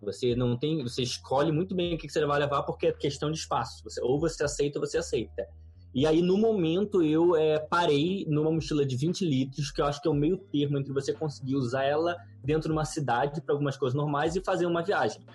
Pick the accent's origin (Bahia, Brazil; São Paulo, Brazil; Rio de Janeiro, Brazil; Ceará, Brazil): Rio de Janeiro, Brazil; Nascido e criado no Rio de Janeiro